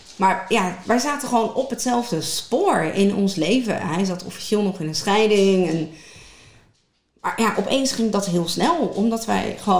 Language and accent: Dutch; Westland, South Holland, Netherlands; heel officieel kom ik uit het Westland. Ja. dochter ben ik. Ehm, echt geboren tussen de tomaatjes, de paprikaatjes, maar ook aan het strand